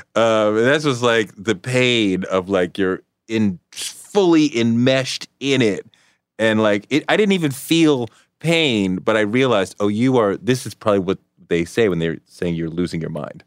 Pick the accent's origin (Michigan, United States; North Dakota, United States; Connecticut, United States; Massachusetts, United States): Massachusetts, United States; Boston; moved away; I grew up in Boston